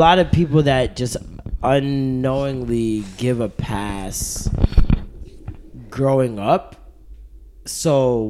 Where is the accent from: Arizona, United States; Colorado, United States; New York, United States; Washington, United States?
New York, United States; Brooklyn; from Brooklyn, and I've been listening to the show since forever.